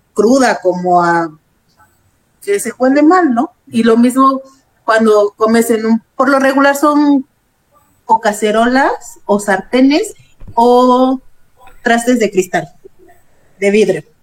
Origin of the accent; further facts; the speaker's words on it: Guerrero, Mexico; Yo como soy del estado de Guerrero, allá se acostumbra el arroz así